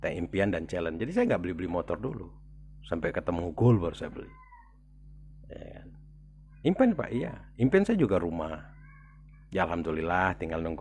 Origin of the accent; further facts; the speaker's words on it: South Sumatra, Indonesia; kalau orang daerah ya atau kita kita semualah kita di Sumatera Selatan berpikir saya mau ke Jakarta deh mau lihat-lihat gitu loh